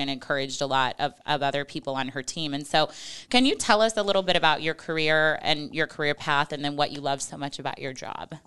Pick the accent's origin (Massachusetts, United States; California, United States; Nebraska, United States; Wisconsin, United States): Nebraska, United States; Western; I'm from Western Nebraska, and we had horses growing up at the ranch